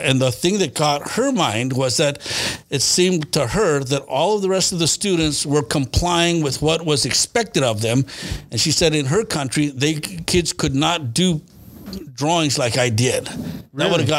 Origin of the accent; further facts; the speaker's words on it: Delano, California, United States; also born or lived in Manteca, California; In Delano, California, mm-hmm. and then Manteca, California. So my father hauled sugar beets.